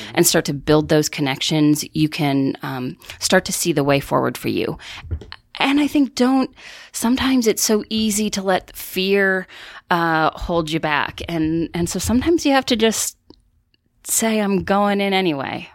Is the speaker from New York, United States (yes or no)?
no; northern Wisconsin, United States; growing up in northern Wisconsin